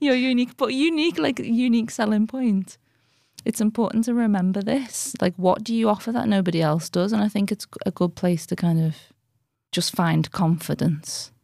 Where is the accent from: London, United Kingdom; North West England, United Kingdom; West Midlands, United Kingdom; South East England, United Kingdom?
North West England, United Kingdom; Liverpool; I'm from Anfield, which is a very low-income area in it's inner city Liverpool